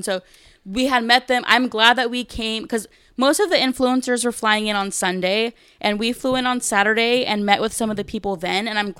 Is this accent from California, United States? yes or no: yes; California, United States; The only question Gabe answered was where we're from, and he's like, we're from California, and that was literally it.